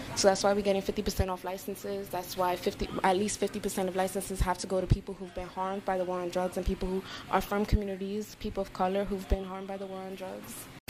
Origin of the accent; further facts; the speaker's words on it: New York City, New York, United States; also born or lived in Lower East Side, New York; I was raised in Harlem, moved there when I was nine in East Harlem, El Barrio